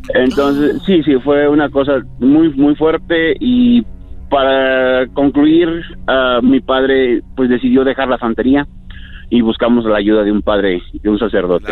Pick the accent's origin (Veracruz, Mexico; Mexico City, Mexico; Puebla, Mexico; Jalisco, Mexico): Veracruz, Mexico; yo soy del estado de Veracruz, México